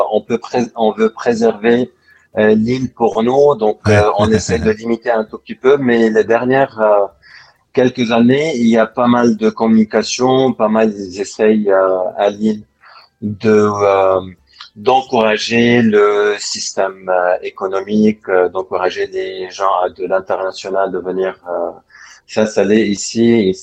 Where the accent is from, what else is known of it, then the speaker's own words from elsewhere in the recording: Lebanon; moved away as an adult; also born or lived in France / England / Netherlands / China; now in Cyprus; je suis, je suis libanais